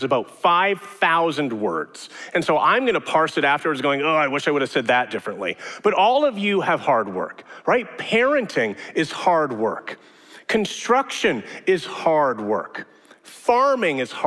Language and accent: English; Edmonton, Alberta, Canada; moved away; also born or lived in Regina / Calgary / British Columbia; born and raised in Edmonton, but I lived in Regina, I've lived in Calgary, I've lived in BC